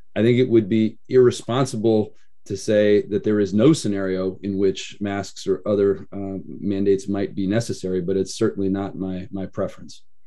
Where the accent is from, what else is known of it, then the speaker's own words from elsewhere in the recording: Idaho, United States; now in Oregon, United States; I was raised in Idaho